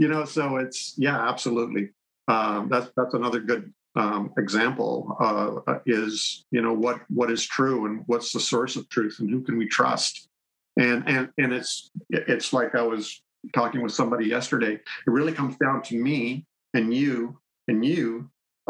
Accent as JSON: {"language": "English", "country": "Canada", "said": "I'm Canadian, by the way. I'm in Canada"}